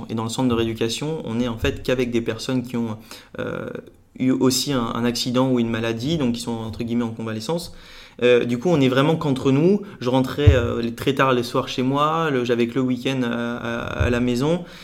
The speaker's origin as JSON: {"language": "French", "town": "Lunéville", "region": "Grand Est", "country": "France", "tie": "born or raised there", "said": "J'ai grandi en, Lorraine, à côté de Nancy"}